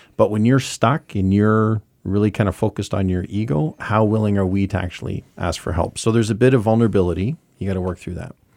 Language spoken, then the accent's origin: English; Saint John, New Brunswick, Canada; moved away as an adult; also born or lived in Ontario; now in Montreal, Canada; I grew up in Lower West Side from eighty-three, and then I moved outta here